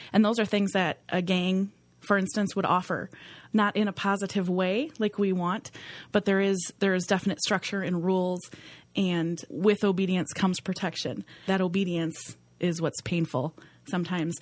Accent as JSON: {"language": "English", "town": "Green Bay", "region": "Wisconsin", "country": "United States", "tie": "born or raised there", "said": "I grew up right here in Green Bay"}